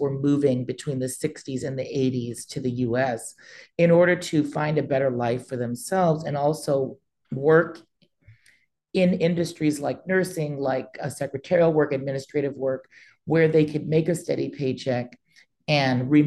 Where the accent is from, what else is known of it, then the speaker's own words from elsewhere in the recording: Santa Monica, California, United States; I was born in Santa Monica.